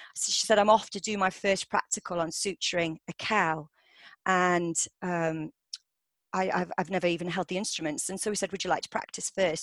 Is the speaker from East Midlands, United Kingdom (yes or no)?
yes; Derbyshire, East Midlands, United Kingdom; moved away as an adult; also born or lived in Paris / Edinburgh; i grew up in Derbyshire